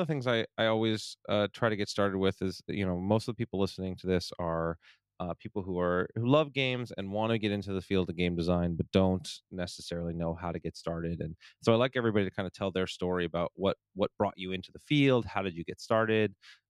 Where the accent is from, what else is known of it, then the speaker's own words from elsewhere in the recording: Florida, United States; I grew up in Florida and would go to Disney all the time